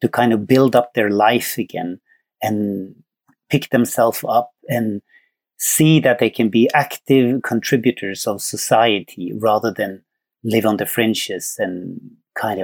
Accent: Norway; moved away as an adult; also born or lived in Sweden; I'm from Norway

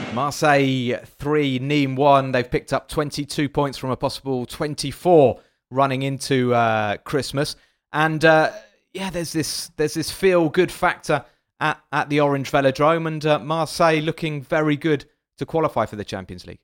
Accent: England, United Kingdom; now in France; I'm French, I, well, I'm still English, I'm still British

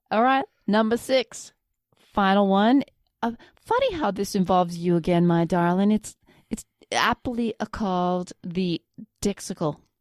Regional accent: Flin Flon, Manitoba, Canada; moved away; My hometown

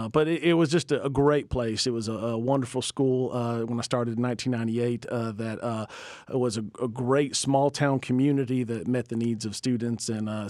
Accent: Georgia, United States; I grew up in Middle Georgia had just different aspirations for what I wanted

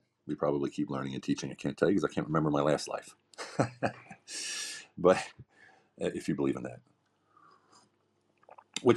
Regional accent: Pennsylvania, United States; moved away as an adult; also born or lived in Europe; I grew up in Pennsylvania

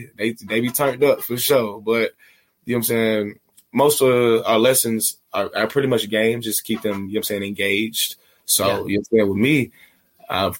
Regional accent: Atlanta, Georgia, United States; moved away as an adult; also born or lived in Beijing; I'm from Atlanta, bro. This Atlanta's the city of finesse

